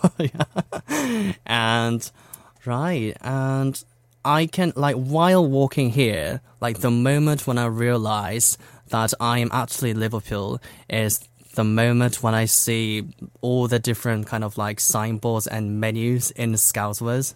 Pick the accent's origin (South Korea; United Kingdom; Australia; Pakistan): South Korea; English is a second language; I was born in Korea